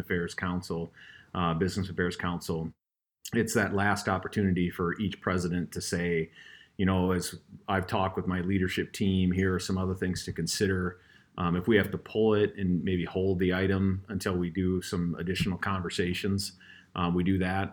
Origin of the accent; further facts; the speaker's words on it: Fort Pierre, South Dakota, United States; moved away; it's in my hometown of Pier, Fort Pier.